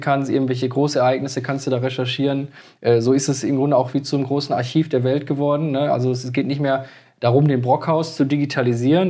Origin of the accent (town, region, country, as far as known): Moers, North Rhine-Westphalia, Germany; born or raised there